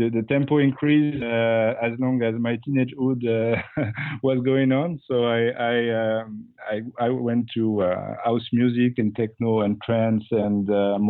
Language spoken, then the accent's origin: English; Bordeaux, Nouvelle-Aquitaine, France; Well, I grew up in Bordeaux, France, where I did my music learning.